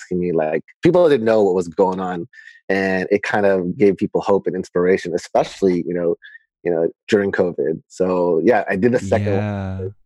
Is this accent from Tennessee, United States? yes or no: no; Long Beach, California, United States; born or raised there; also born or lived in Manila, Philippines; now in Philippines